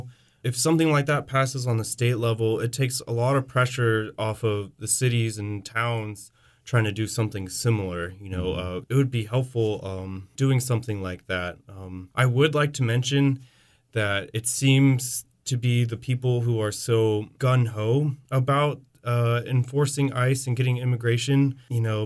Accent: Modesto, California, United States; I grew up in the Central Valley, which in Modesto was one of the almond capitals of the world

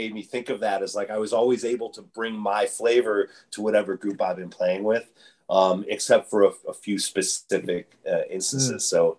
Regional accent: Chicago, Illinois, United States; moved away as an adult; also born or lived in Los Angeles / Arcata; now in Humboldt County, United States; I grew up in Chicago and by the time I was 25 or so, or mid-90s, I moved to Los Angeles, lived there for a year, moved to Arcata in 1997, September of 1997, and I didn't know anyone.

